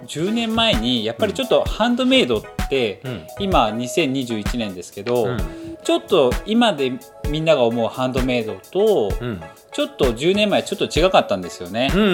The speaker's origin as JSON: {"language": "Japanese", "area": "near Nippori", "region": "Tokyo", "country": "Japan", "tie": "born or raised there", "said": "自分が日暮里の近くで生まれて生地がとても好きなもので"}